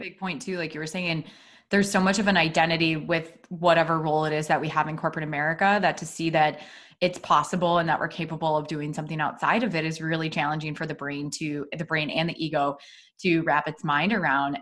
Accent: Iowa, United States; moved away as an adult; also born or lived in Des Moines, Iowa / Chicago; we're both from Iowa, but we are from different cities in Iowa

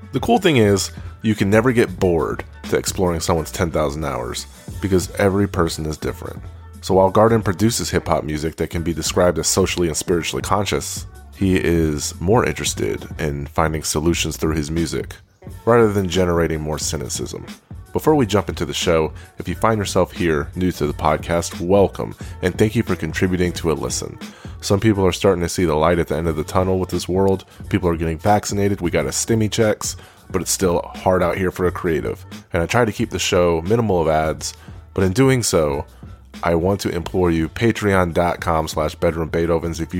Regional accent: Texas, United States; my dad's military, and that's why I grew up next to Fort Hood.

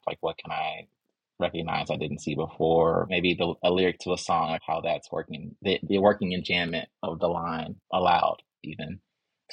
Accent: Chicago, Illinois, United States; now in Atlanta, United States; I'm from Chicago

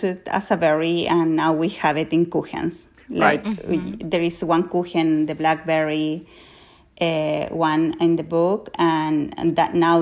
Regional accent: Colchagua, O'Higgins, Chile; I grew up in Colchagua, like, it's really what is considered where most of the fruits and veggies are grown in Chile.

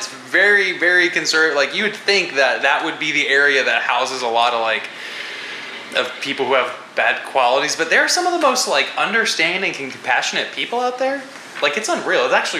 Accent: San Marcos, Texas, United States; I'm from San Marcos

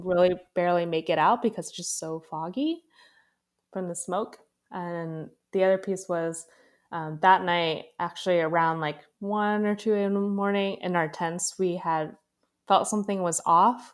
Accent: California, United States; having been born and raised in California

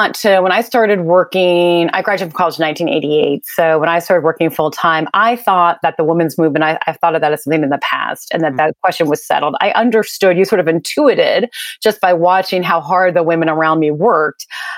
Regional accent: Mississippi, United States; born there; I was born in Mississippi, actually

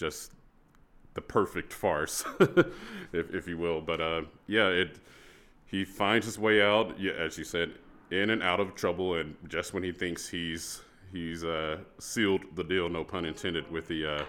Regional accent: Texas, United States; So I grew up in Texas, and so the all-state choir process once you reach high school is very competitive

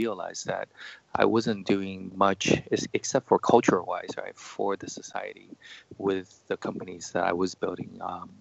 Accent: United States; moved away as an adult; now in China; So I grew up in the States, studied in computer science and psychology.

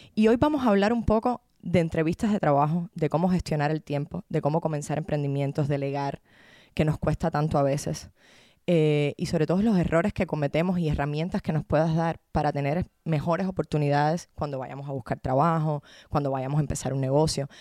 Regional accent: Havana, Cuba; moved away; a La Habana, a mi tierra

